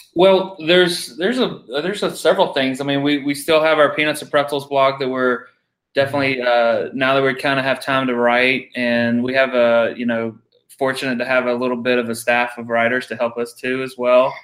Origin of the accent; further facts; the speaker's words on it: Georgia, United States; moved away; I'm from Georgia